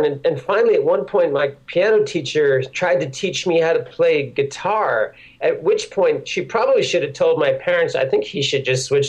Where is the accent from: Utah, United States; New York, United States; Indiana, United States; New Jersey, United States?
New York, United States; New York City; I grew up in New York City, in Manhattan.